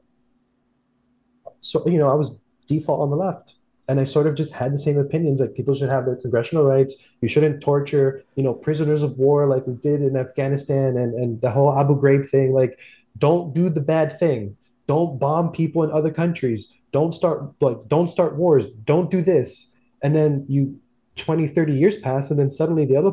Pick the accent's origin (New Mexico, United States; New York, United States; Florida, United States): Florida, United States; South; growing up in South Florida, it's a very insular community.